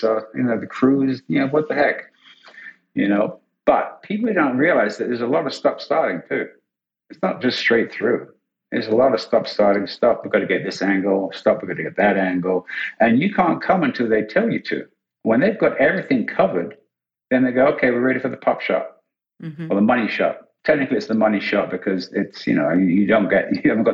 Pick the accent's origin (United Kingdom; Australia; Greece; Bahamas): United Kingdom; England; I'm English